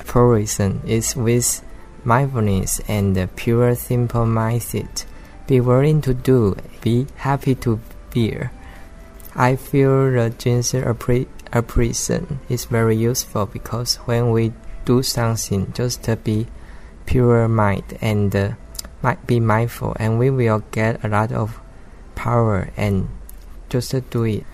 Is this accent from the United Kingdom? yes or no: no; Taiwan; I am from Taiwan.